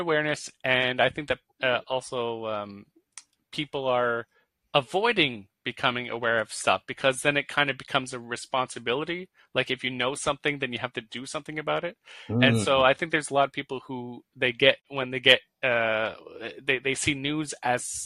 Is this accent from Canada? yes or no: yes; Canada; I'm Canadian